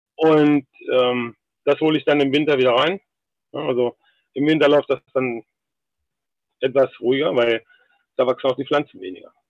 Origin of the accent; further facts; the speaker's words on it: Algermissen, Lower Saxony, Germany; Ich bin in Algermissen geboren. Algermissen liegt genau zwischen Hildesheim und Hannover, ungefähr auf der Hälfte.